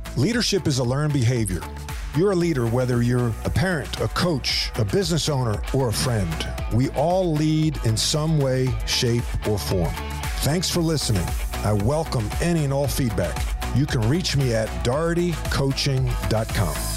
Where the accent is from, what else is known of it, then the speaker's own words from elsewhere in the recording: East Meadow, New York, United States; grew up in East Meadow, New York, my hometown as well.